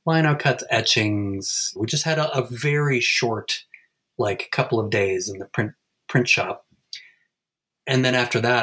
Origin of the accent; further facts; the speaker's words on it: Ithaca, New York, United States; also born or lived in Alfred, New York; I'm talking to you right now from my hometown in Ithaca, New York.